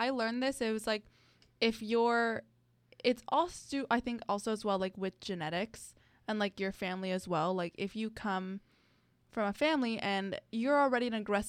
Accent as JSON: {"language": "English", "region": "South Florida", "country": "United States", "said": "I'm from South Florida."}